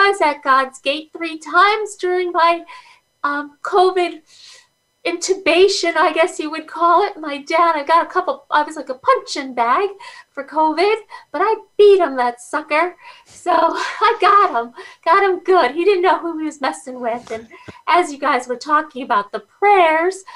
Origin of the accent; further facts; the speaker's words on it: Guyana; also born or lived in Schenectady, New York; now in United States; I was born in Guyana, South America. I came to America in 1979 with my family